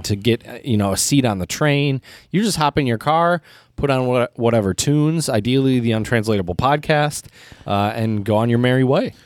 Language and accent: English; United States